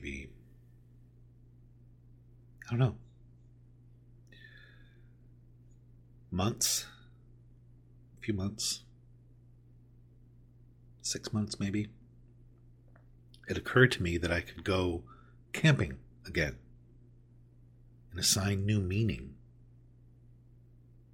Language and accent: English; Southern California, United States; I grew up in Southern California